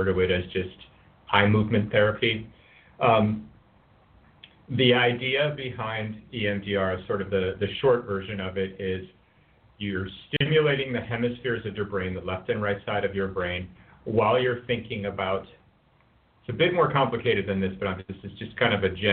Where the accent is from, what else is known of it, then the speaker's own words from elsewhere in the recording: Colorado, United States; accent: American; moved away as an adult; now in Singapore; I'm from Colorado